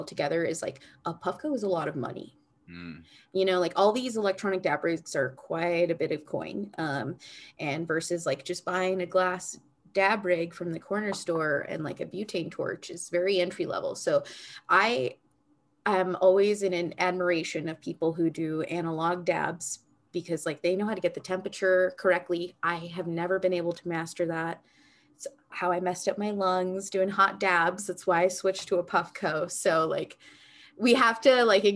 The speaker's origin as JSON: {"language": "English", "country": "United States", "tie": "born or raised there", "said": "growing up in the United States, so being Americanized"}